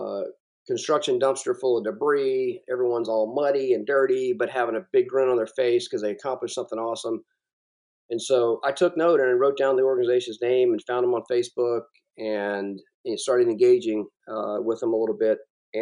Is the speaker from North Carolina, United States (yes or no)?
no; South Carolina, United States; And so I'm from South Carolina, and I've always been drawn to the coast.